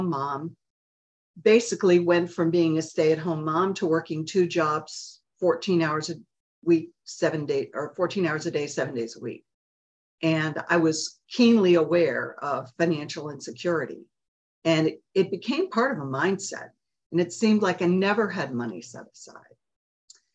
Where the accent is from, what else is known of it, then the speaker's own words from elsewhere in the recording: Park Ridge, Illinois, United States; I grew up in Park Ridge, Illinois, just outside Chicago.